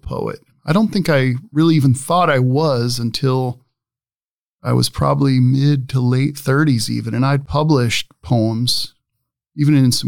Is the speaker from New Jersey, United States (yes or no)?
no; Omaha, Nebraska, United States; I am from Omaha